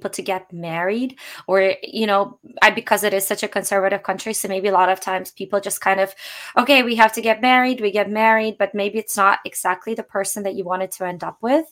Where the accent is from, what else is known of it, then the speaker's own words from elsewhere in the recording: Russia; moved away; I'm originally Russian